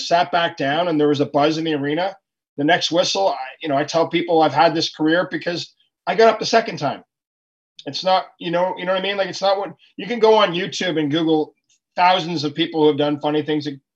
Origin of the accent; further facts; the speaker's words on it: Ottawa, Ontario, Canada; I'm from Ottawa, Canada